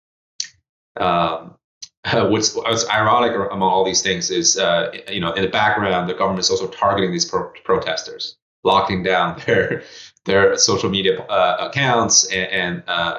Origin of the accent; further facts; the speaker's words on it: Zhengzhou, Henan, China; moved away; My hometown, the iPhone city